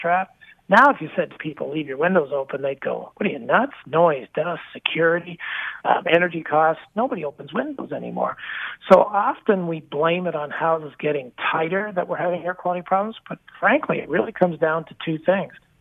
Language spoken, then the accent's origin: English; Canada; also born or lived in Toronto; I'm a Canadian, live and work out of the Toronto market